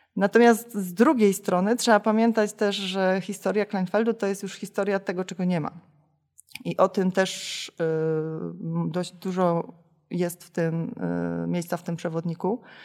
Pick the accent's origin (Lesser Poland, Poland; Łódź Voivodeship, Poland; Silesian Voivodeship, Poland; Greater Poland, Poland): Silesian Voivodeship, Poland; Chorzów; now in Bytom, Poland; Ja nie jestem bytomianką z urodzenia, tylko jestem chorzowianką z urodzenia